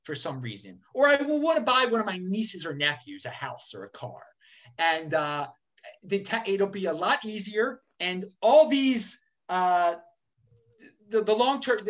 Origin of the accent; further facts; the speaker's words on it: United States; I'm an American.